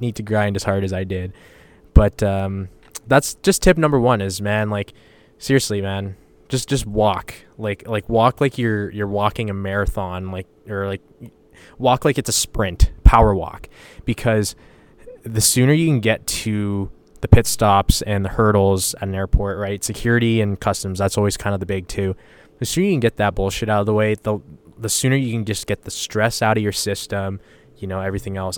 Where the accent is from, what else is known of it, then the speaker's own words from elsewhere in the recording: Western Canada, Canada; I told people I was from Canada.